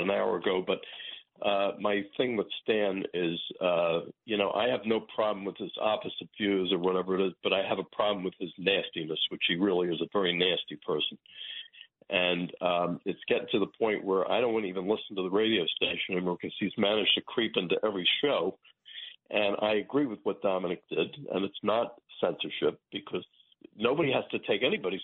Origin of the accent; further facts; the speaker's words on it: New York City, New York, United States; I was born in Brooklyn Hospital